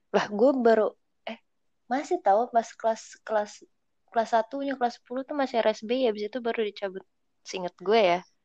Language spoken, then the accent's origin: Indonesian; Cirebon, West Java, Indonesia; gue dari SD sampai SMA itu di Cirebon